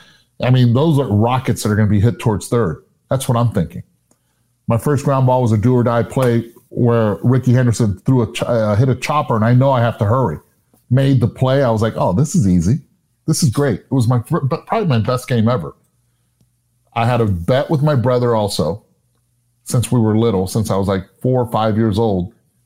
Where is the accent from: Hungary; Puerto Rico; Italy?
Puerto Rico; And I was raised in Puerto Rico. My baseball park in Puerto Rico was in Sports City, Roberto Clemente.